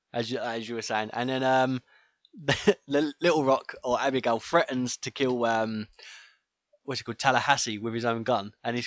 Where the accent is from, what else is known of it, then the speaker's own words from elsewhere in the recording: England, United Kingdom; We're English.